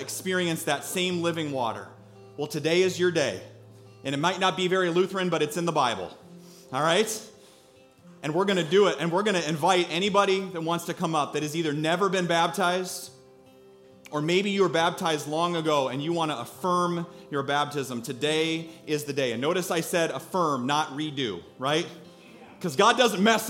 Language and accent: English; Iowa, United States; We're from Iowa